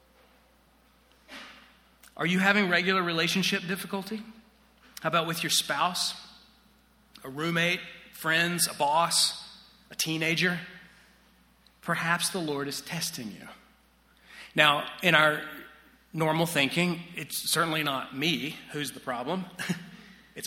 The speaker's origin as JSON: {"language": "English", "town": "Chattanooga", "region": "Tennessee", "country": "United States", "tie": "born or raised there", "moved": "yes", "said": "I grew up in Chattanooga, Tennessee"}